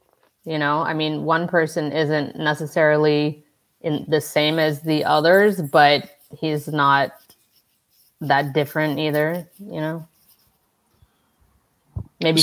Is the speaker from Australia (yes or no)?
no; Massachusetts, United States; moved away; I grew up in Massachusetts and went to school out there.